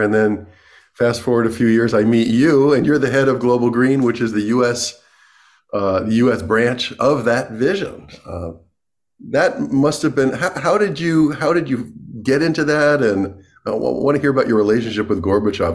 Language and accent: English; New York City, New York, United States; I'm from New York City